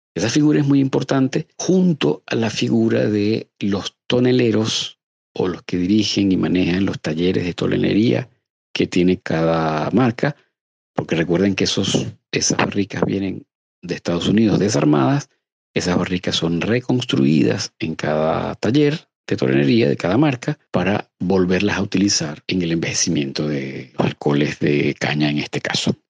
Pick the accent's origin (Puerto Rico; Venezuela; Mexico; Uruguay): Venezuela; nosotros como venezolanos